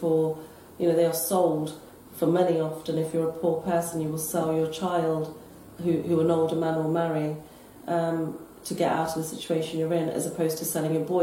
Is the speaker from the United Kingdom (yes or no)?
yes; United Kingdom; I'm a British-born Asian, and my parents came over in the 60s as immigrants